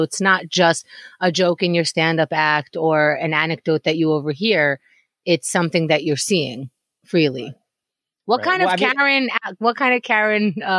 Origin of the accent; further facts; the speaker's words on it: Israel; I was born in Israel.